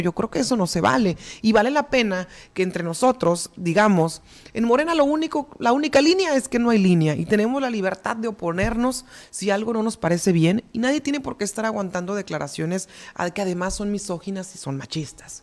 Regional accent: Mexico

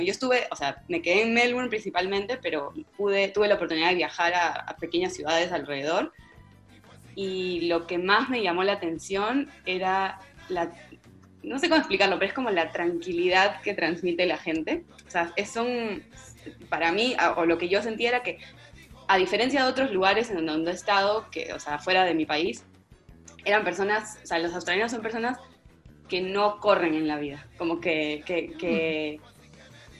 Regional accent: Peru; como peruana, como estudiante de, ciencias en, Lima

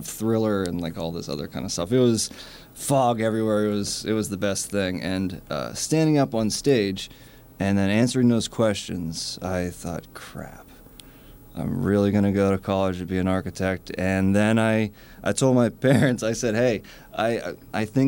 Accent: Pittsburgh, Pennsylvania, United States; moved away as an adult; now in Brooklyn, United States; I'm originally from Pittsburgh.

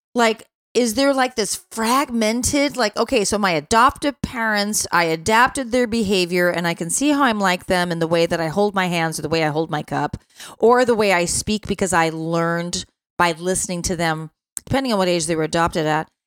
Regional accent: Chicago, Illinois, United States; when you're living in Chicago

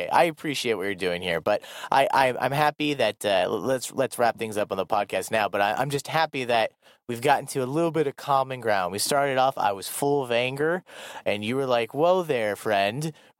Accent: Iowa, United States; moved away as an adult; now in South Korea; growing up in Iowa in the Midwest

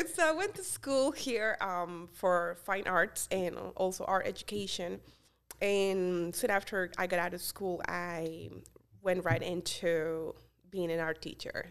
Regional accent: Colombia; English is a second language; moved away as an adult; also born or lived in Florida, United States / Pennsylvania, United States; now in Easton, United States; I'm originally from Colombia, I moved to the United States when I was 18 years old

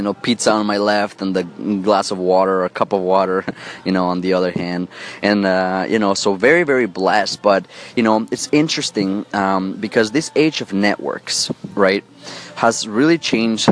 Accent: Mexico City, Mexico; I come from Mexico City. I was born and raised there

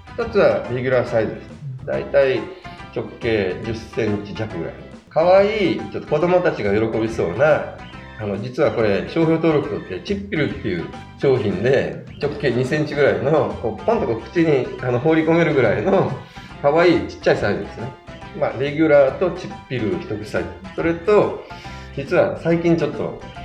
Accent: Kyushu, Kumamoto, Japan; moved away; 私九州の熊本出身なんですけど

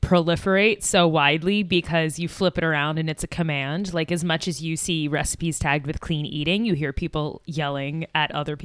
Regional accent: Boston, Massachusetts, United States; my best friend told me, who also grew up in Boston, we grew up together outside of Boston, that Patriots Day is not a national thing.

